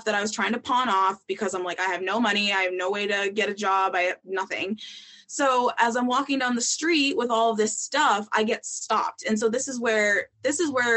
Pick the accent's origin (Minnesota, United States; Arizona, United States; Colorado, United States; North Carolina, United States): Minnesota, United States; moved away as an adult; I was from Minnesota, that I hadn't been there that long